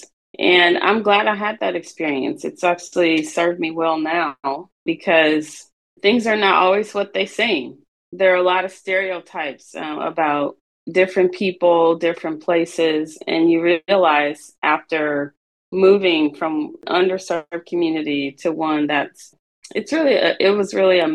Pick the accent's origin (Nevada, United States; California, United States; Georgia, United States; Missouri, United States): Missouri, United States; St. Louis; I grew up in St. Louis, Missouri, in an underserved community